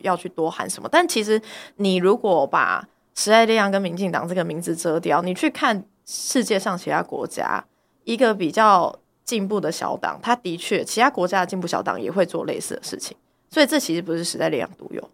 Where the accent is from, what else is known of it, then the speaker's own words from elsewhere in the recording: Taiwan; 我们台湾人自己就是在那边质疑做票